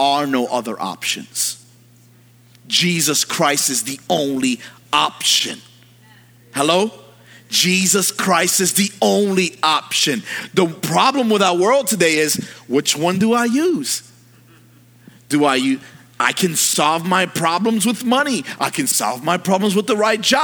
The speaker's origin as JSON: {"language": "English", "town": "New York City", "region": "New York", "country": "United States", "tie": "born or raised there", "said": "I'm from New York."}